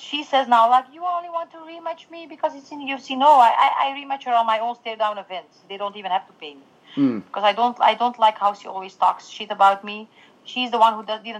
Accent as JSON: {"language": "English", "country": "Belgium", "said": "I'm from Belgium"}